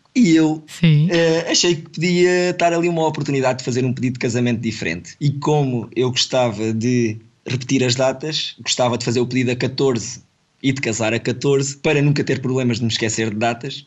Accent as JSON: {"language": "Portuguese", "country": "Portugal", "tie": "born or raised there", "said": "somos dois da mesma vila, somos de Cruz, e conhecemos desde novinhos"}